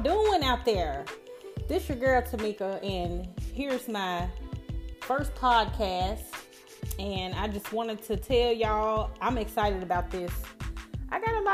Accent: Memphis, Tennessee, United States; I'm from Memphis. I make it known to everyone where I'm from because that's how I act

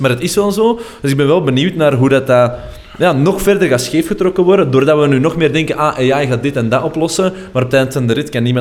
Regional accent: Belgium; wij zijn Belgen.

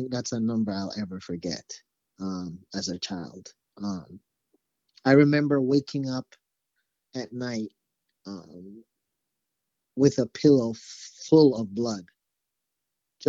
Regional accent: Jamaica; moved away as an adult; now in United States; I actually grew up in Jamaica, so I'm not from the United States. I came here to the United States when I was 18

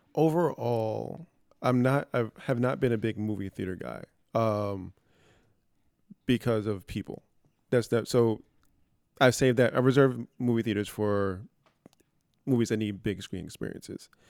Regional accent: New York City, New York, United States; growing up in the Bronx

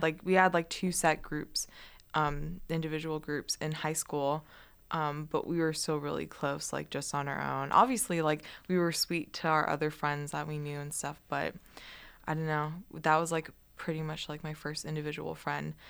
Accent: Guam; moved away as an adult; I grew up on Guam and Island, that's very like, ethnically diverse

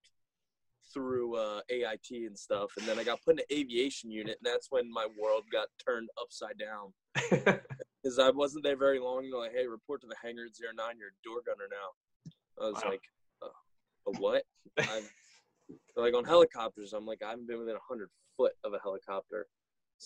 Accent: Carroll County, Maryland, United States; I was born and raised here in Carroll County, Maryland

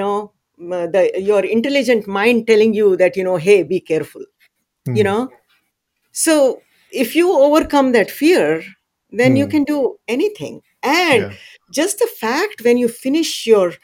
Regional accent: India; now in Texas, United States; I grew up in a small village back in India, and my home was surrounded by mountains, and I come from the Sahyadri mountain range

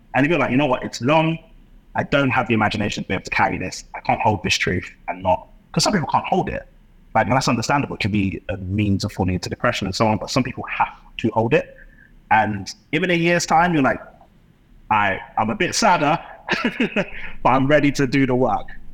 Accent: London, United Kingdom; my experience growing up in London

